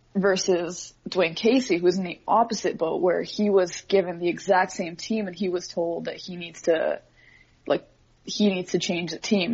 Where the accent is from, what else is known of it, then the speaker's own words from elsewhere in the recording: Edmonton, Alberta, Canada; moved away as an adult; now in Toronto, Canada; I, am born and raised in Edmonton